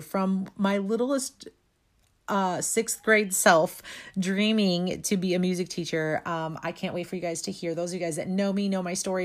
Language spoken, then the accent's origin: English; St. Louis, Missouri, United States; also born or lived in Florida; I'm from Saint Louis, Missouri.